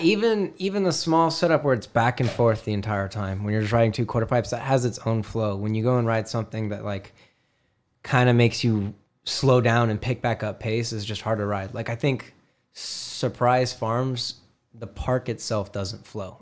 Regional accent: Glendale, Arizona, United States; I am from Glendale, Arizona.

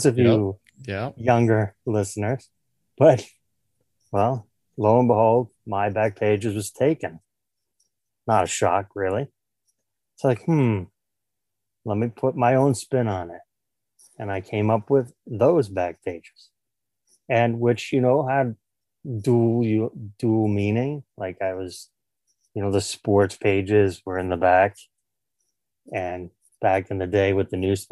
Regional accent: New York City, New York, United States; born and raised in New York City in Queens

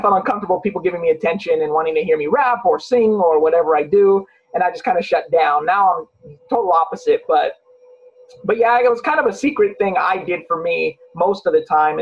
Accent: Long Beach, California, United States; Growing up in Long Beach, California

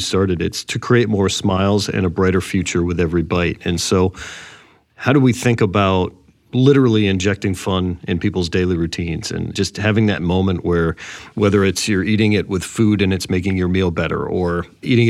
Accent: Boston, Massachusetts, United States; now in Chicago, United States; I'm from Boston

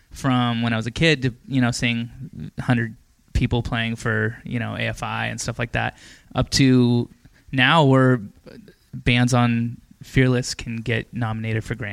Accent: Canada; Except we're both from Canada, literally. Like she's two hours from me.

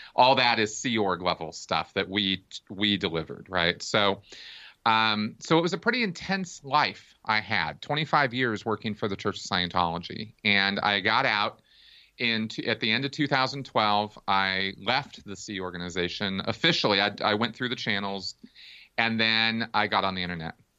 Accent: Pasadena, California, United States; I grew up in Pasadena, California

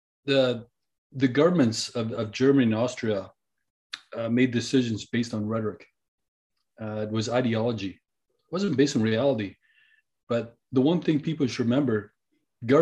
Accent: British Columbia, Canada; we as British Columbians

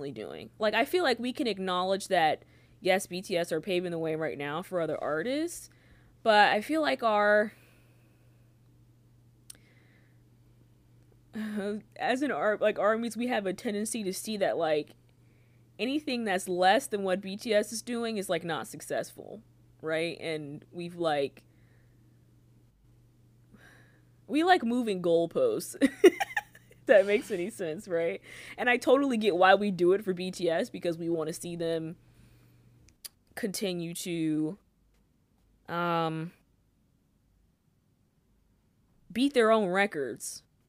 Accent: United States; I am an American.

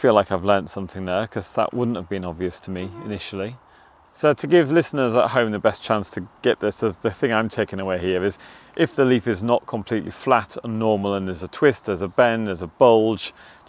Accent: Yorkshire coast, Yorkshire and the Humber, United Kingdom; moved away; also born or lived in Surrey; I grew up on the Yorkshire coast and I didn't know what a sweet chestnut really looked like till I came to the southeast.

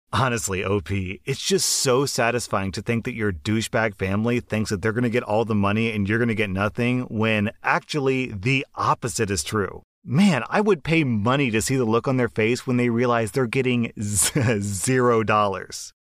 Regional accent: United States; as an American

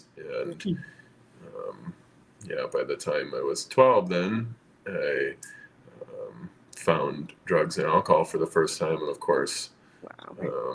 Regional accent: southern Minnesota, United States; also born or lived in East Coast; I grew up here in southern Minnesota, mostly. I'm in the metro area now, but I'm from the East Coast originally

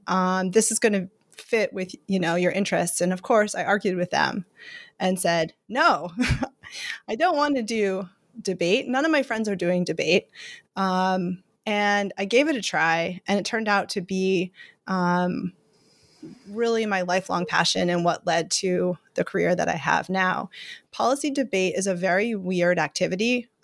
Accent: Lexington, Massachusetts, United States; I grew up outside of Boston, went to the public high school in Lexington, Mass.

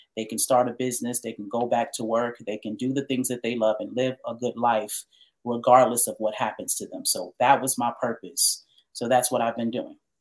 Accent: New York City, New York, United States; also born or lived in Pennsylvania; I'm from New York.

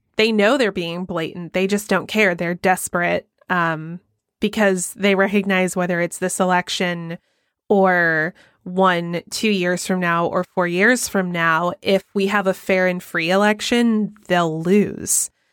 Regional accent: Georgia, United States; moved away; my home state of Georgia

